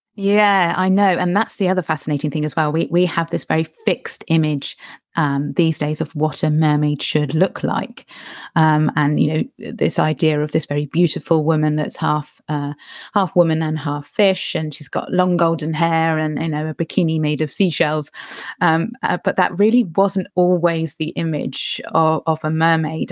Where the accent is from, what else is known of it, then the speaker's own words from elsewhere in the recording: Cornwall, South West England, United Kingdom; I'm a Cornish writer.